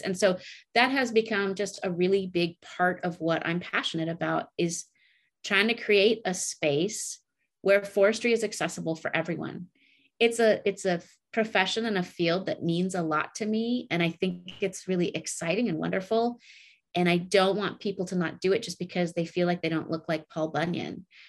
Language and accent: English; Oregon Coast Range, United States; also born or lived in Montana; I grew up in the Oregon Coast Range here